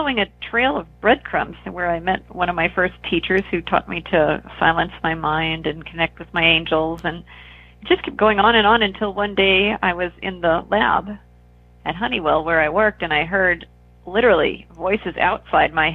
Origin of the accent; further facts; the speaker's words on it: Northern Virginia, United States; I grew up in Virginia, Northern Virginia, near Washington, D.C.